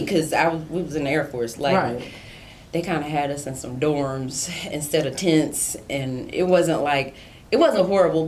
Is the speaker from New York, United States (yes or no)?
yes; New York City, New York, United States; also born or lived in South Carolina / Houston, Texas; now in California, United States; So I was born in Brooklyn, and my family was born in Brooklyn, New York, like all Kings County Hospital